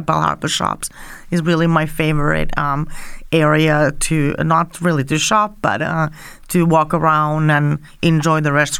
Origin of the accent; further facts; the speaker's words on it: Finland; now in Miami, United States; I'm also originally from Finland